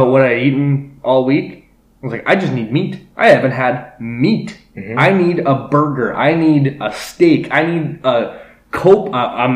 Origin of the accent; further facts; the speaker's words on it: Canada; Our strategies and our techniques to farming are far far advanced as of that of our counterpart to the south